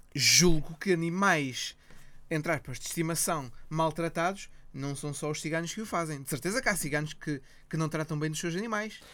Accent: Ponte da Barca, Viana do Castelo, Portugal

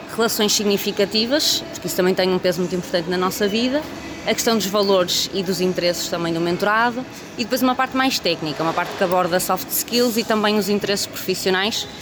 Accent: Porto, Norte, Portugal; Eu sou do Porto

